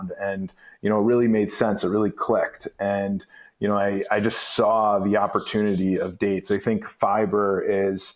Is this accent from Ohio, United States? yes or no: yes; Cleveland, Ohio, United States; I grew up in Cleveland, Ohio.